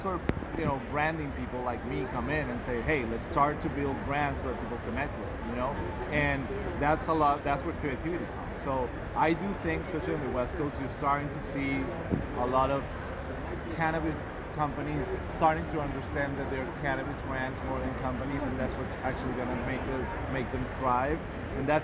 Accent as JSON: {"language": "English", "country": "Venezuela", "moved": "as an adult", "lives_now": "Miami, United States", "said": "I'm originally from Venezuela, so I was living there until 2014"}